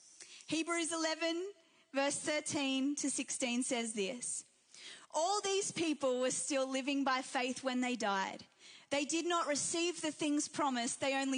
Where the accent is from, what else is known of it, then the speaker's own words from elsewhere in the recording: New Zealand; also born or lived in England; now in Australia; My parents, my dad is Persian, my mum is Irish. I was born in England, raised in New Zealand, and now live in Australia.